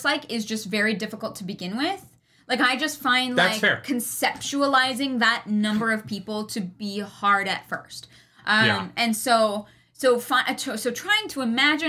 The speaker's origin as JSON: {"language": "English", "country": "Canada", "tie": "born or raised there", "said": "growing up in minus 40 degrees Celsius"}